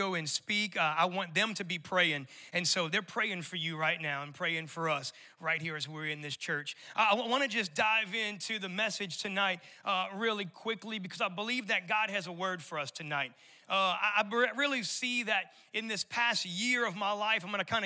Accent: New Orleans, Louisiana, United States; moved away as an adult; also born or lived in Colorado; I'm born and raised in New Orleans, and so I still got a little bit of that residual accent

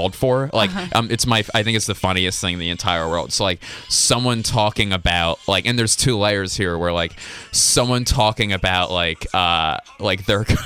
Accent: Philadelphia, Pennsylvania, United States; I grew up like in Philadelphia, and on the, like, even though I grew up in the suburbs

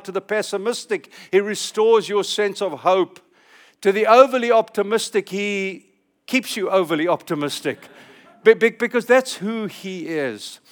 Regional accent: California, United States; I'm speaking as a Californian

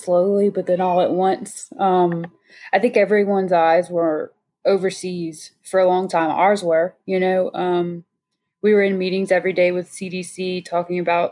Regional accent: Avoyelles Parish, central Louisiana, United States; one of which is my home parish, born and raised in Voiles

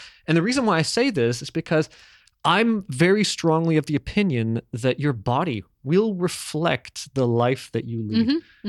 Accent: Toronto, Ontario, Canada; I grew up in Toronto when I was a kid, and I had a couple neighbors that were just belugas.

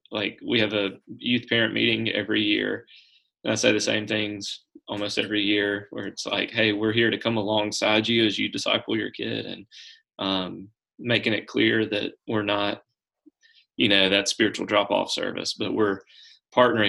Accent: Brookhaven, United States; So, I grew up in Brookhaven

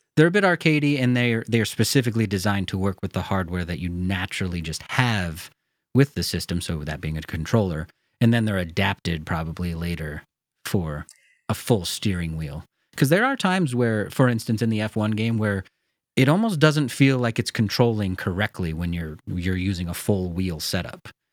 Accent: United States; accent: very American; me as an American

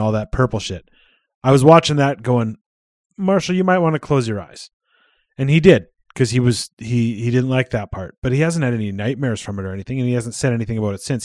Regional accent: Canada

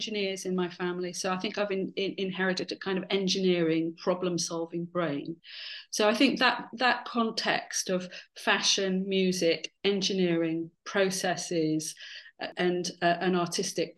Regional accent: Dorset, South West England, United Kingdom; moved away as an adult; also born or lived in London; I spent from 8 to 18 in Dorset, being kind of surrounded by the Jurassic Coast and lots of archaeology

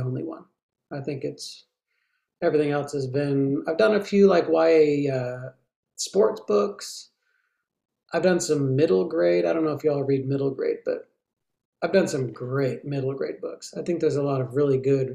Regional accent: the South, Southern United States, United States; as a Southerner

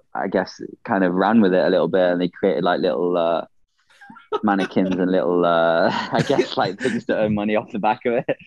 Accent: Nottingham, East Midlands, United Kingdom; moved away; also born or lived in Minnesota; back from my hometown really in Nottingham

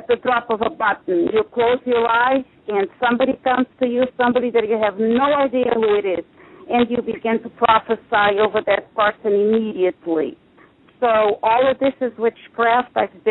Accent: Portugal; now in United States; I am Portuguese, but I've been in the country for 40 years

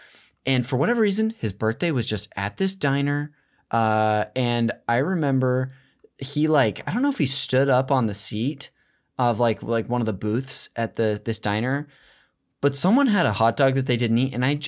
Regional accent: Modesto, California, United States; I'm from the Central Valley up north. It's called Modesto.

